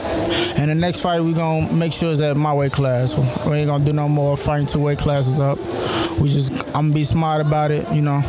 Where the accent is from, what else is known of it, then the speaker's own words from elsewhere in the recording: Chicago, Illinois, United States; I'm from Chicago, the South Side.